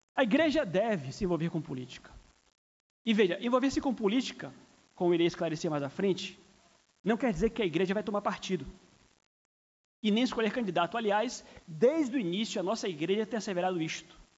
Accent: Brazil; somos cidadãos do Brasil, somos brasileiros

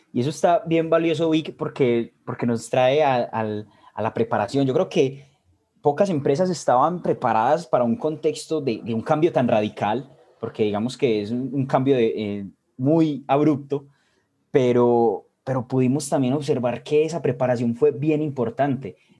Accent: Medellín, Antioquia, Colombia; soy de Colombia, Medellín específicamente

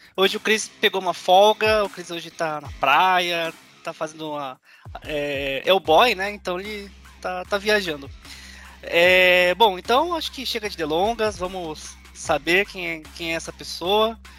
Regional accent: São Paulo, Brazil; eu não sou da região de Campinas, sou, sou de São Paulo

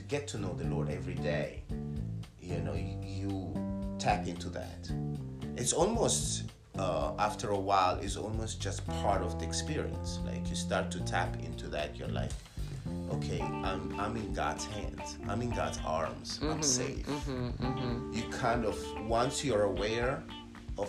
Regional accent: Italy; now in United States; I grew up in Italy, so it was a different experience. It was the Catholic Church. Then I moved to the United States

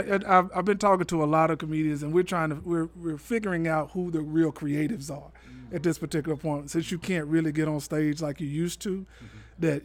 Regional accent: Little Rock, Arkansas, United States; moved away; also born or lived in Memphis, Tennessee; No, I'm originally from Little Rock.

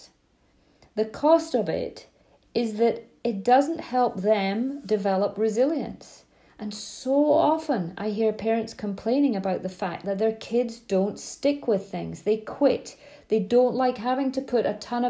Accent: Scotland, United Kingdom; I grew up in Scotland, long summer evenings

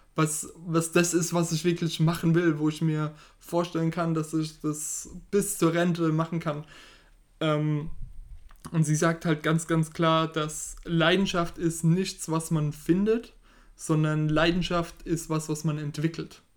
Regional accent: Germany; wir als Deutsche

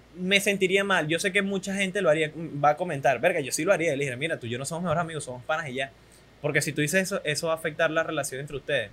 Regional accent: Venezuela; soy un venezolano promedio

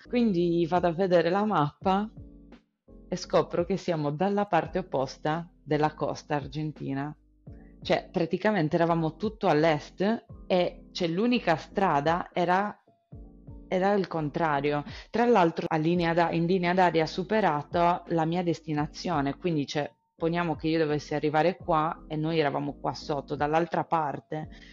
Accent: Sardinia, Italy; moved away; vengo dalla Sardegna

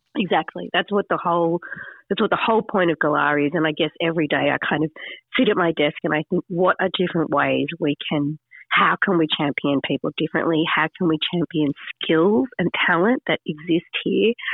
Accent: Sydney, New South Wales, Australia; moved away as an adult; also born or lived in regional Australia (farm); I came from the city. I grew up in Sydney

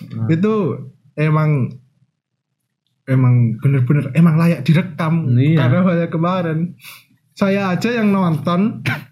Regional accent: Wonogiri, Central Java, Indonesia; Dari Wonogiri

